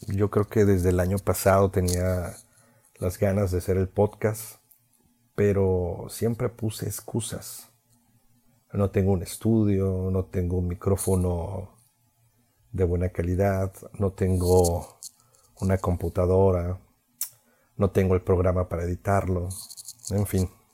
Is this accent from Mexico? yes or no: yes; Veracruz, Mexico; fui locutor de radio durante ocho años en mi ciudad natal, que está dentro del estado de Veracruz.